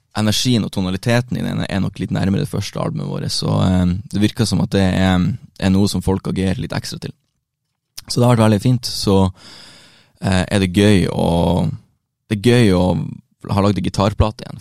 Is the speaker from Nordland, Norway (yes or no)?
yes; Bodø, Nordland, Norway; moved away as an adult; now in Oslo, Norway; hjemme i Bodø.